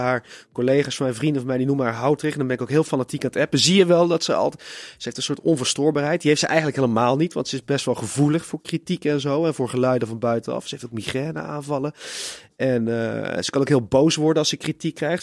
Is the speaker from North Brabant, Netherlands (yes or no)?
yes; Tilburg, North Brabant, Netherlands; ik kom uit Tilburg